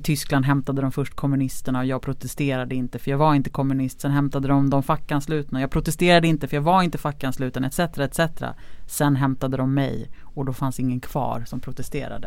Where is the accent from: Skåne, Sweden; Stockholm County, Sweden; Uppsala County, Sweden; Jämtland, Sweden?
Stockholm County, Sweden; Lidingö; Jag är ju uppvuxen på Lidingö